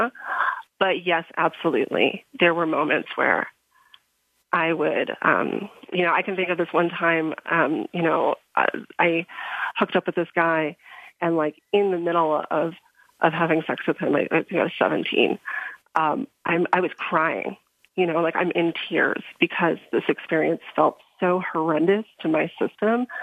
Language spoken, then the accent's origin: English; outside of Chicago, Illinois, United States; moved away as an adult; also born or lived in Crestone, Colorado; I grew up outside of Chicago